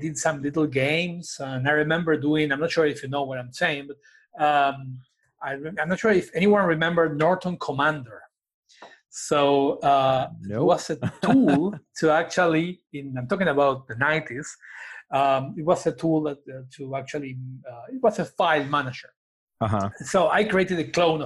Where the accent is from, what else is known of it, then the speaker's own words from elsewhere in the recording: Argentina; I'm from Argentina